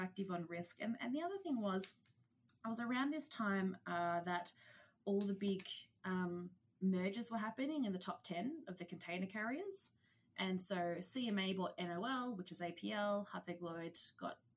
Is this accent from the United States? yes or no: no; Australia; I'm an Aussie. Don't know if you can tell from the accent